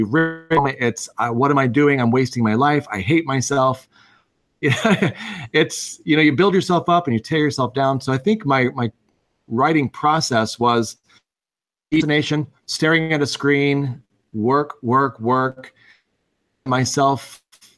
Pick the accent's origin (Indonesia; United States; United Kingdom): United States; Missouri; moved away; I grew up in Missouri, and I had a big gaming group that I absolutely adored back home